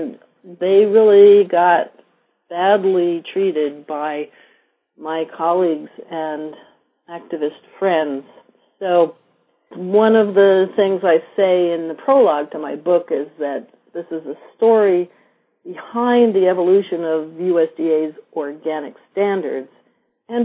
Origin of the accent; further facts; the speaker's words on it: New York, United States; moved away as an adult; also born or lived in Vermont; as a former city girl, I grew up in New York